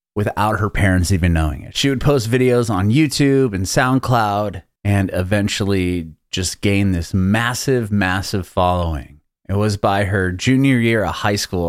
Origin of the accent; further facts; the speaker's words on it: Southern California, United States; also born or lived in San Ramon / Walnut Creek / San Diego; originally from Southern California